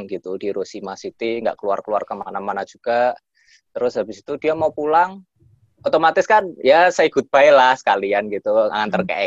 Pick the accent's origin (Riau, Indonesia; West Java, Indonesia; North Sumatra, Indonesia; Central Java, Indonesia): Central Java, Indonesia; Semarang; Saya asli Semarang.